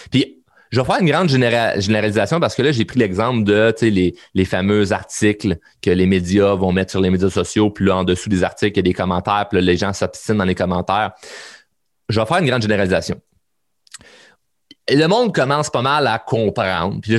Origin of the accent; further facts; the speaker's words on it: Quebec, Canada; Ben oui, on est un Québécois, on est des Québécois de tabarnak, puis calice.